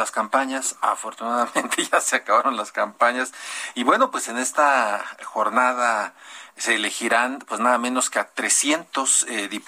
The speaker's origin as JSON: {"language": "Spanish", "country": "Mexico", "said": "¿Qué hicimos bien y qué hicimos mal como mexicanos, los candidatos, los partidos?"}